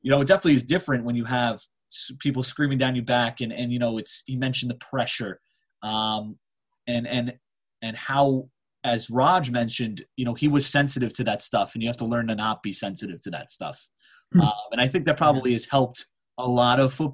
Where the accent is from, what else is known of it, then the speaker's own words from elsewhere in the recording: United States; as an American